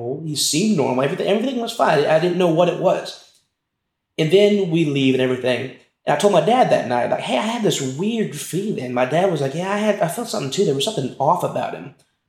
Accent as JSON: {"language": "English", "region": "Texas", "country": "United States", "lives_now": "Lubbock, United States", "said": "we're from Texas, in a small town in Texas"}